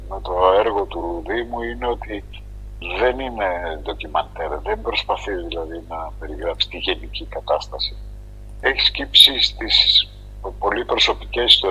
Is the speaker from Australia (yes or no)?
no; Istanbul, Turkey; now in Greece